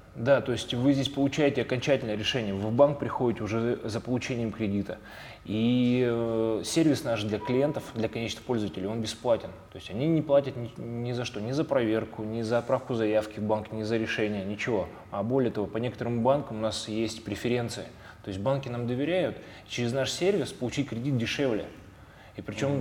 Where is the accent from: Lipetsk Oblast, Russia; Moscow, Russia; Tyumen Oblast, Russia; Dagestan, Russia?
Tyumen Oblast, Russia; Tyumen; мы находились в Тюмени и Тюменской mm-hmm. области